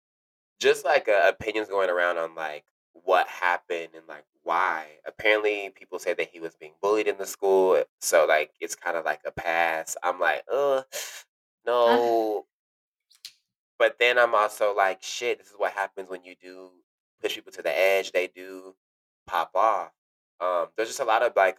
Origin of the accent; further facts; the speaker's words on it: Dallas, Texas, United States; moved away as an adult; also born or lived in Arlington, Texas; now in New York, United States; I'm originally from Texas